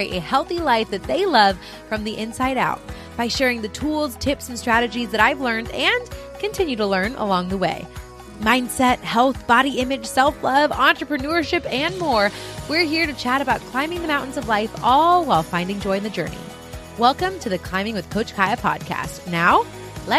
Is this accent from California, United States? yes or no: yes; California, United States; Another California girl